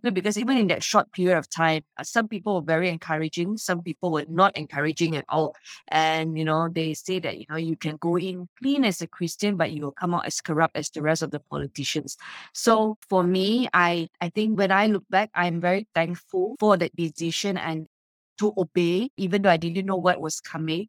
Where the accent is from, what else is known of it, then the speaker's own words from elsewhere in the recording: Subang Jaya, Selangor, Malaysia; my hometown, Subang Jaya